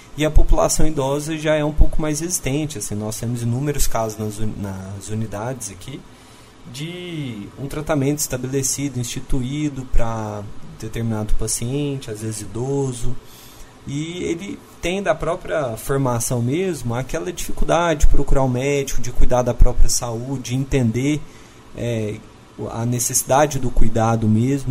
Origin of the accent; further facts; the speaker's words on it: Uberlândia, Minas Gerais, Brazil; eu sou natural de Uberlândia, depois eu acabei fazendo vestibular de novo, voltei para minha cidade